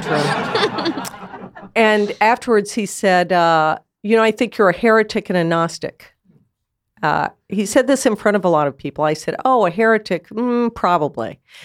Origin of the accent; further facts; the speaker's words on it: United States; I'm an American